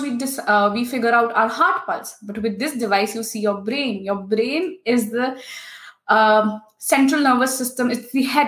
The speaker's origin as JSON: {"language": "English", "country": "India", "also_born_or_lived": "Singapore", "moved": "as an adult", "lives_now": "Germany", "said": "I come from India. I traveled from India to Singapore to complete my master's in electronics"}